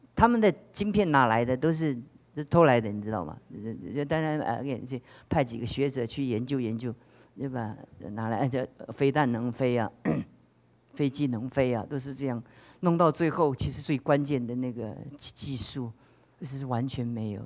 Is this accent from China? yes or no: no; Taiwan; 我们台湾也越来越像这样，跟中国大陆一样